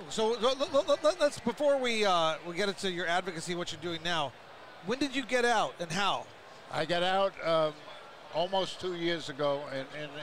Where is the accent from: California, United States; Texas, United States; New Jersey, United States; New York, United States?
New York, United States; New York City; I was Italian and I was from Brooklyn.